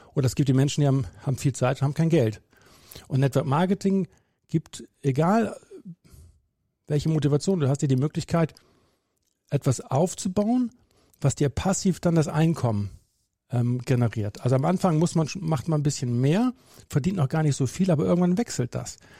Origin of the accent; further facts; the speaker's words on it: Bremen, Germany; bin gebürtiger Bremer